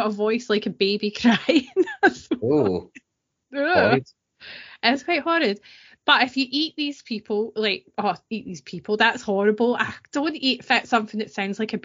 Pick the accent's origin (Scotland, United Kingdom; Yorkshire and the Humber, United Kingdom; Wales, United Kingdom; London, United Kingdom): Scotland, United Kingdom; East Kilbride; I'm from Green Hills in East Kilbride